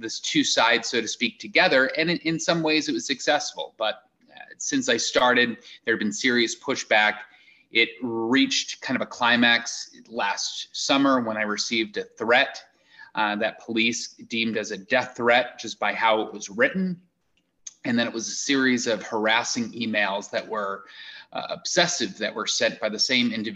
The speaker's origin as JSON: {"language": "English", "area": "Eastern Long Island", "region": "New York", "country": "United States", "tie": "born or raised there", "also_born_or_lived": "Rochester / Boston, Massachusetts", "moved": "as an adult", "lives_now": "Iowa, United States", "said": "I grew up on Eastern Long Island"}